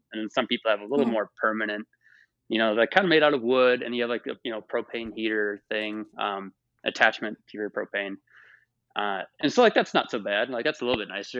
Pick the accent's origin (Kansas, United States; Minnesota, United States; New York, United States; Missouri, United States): Minnesota, United States; moved away; also born or lived in the South (US); I'm from Minnesota